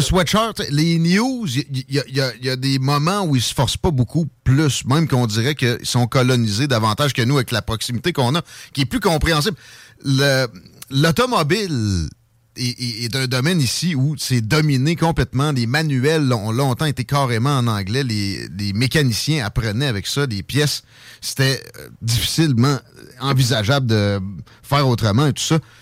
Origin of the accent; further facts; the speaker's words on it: Quebec, Canada; on a moins d'anglicisme que les très colonisés français de France